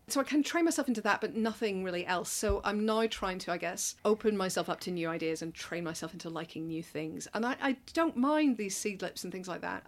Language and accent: English; Northern Ireland, United Kingdom; moved away as an adult; now in London, United Kingdom; I'm from Northern Ireland. Came over here for university and have never really gone back.